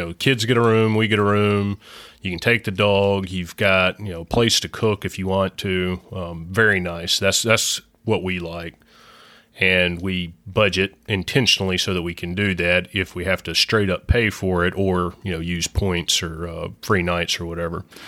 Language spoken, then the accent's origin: English; Mississippi, United States; growing up in Mississippi